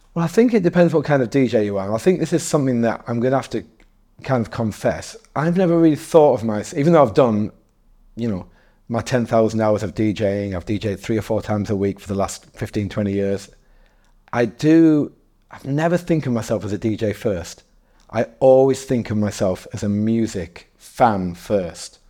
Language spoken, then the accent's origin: English; Darlington, North East England, United Kingdom; also born or lived in Newcastle / Leeds / Manchester; now in London, United Kingdom; I'm originally from, from a small, uh, market town called Darlington